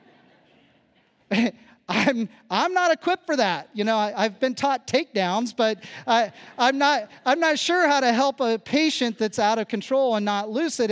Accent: Phillipsburg, Kansas, United States; moved away; growing up where I come from in Kansas

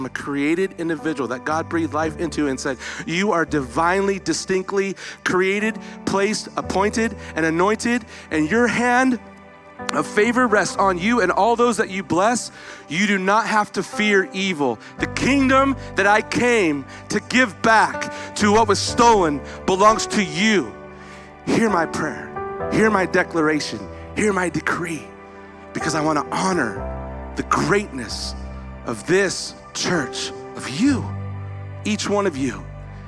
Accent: Visalia, California, United States; moved away; When I came back into Visalia today, my hometown, these are my peeps

